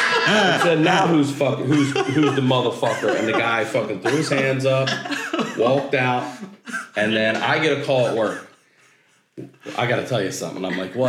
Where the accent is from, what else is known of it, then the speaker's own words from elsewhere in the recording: Maryland, United States; moved away; I'm from Maryland. In Maryland, we don't have a lot of places. At least when I grew up, we didn't have gated access buildings